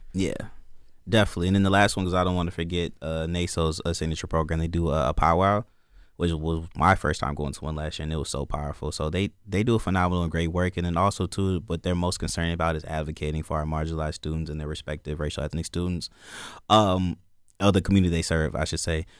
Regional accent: Joliet, Illinois, United States; moved away as an adult; also born or lived in Indiana; now in Michigan, United States; I'm from Joliet, Illinois

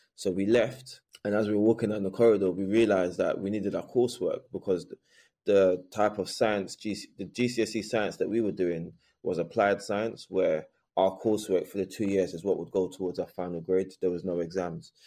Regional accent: London, United Kingdom; I was raised in Bermondsey, southeast London, which is a notoriously racist area at the time

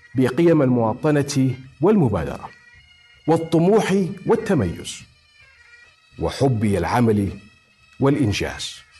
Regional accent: Jordan; نحن كاردنيين

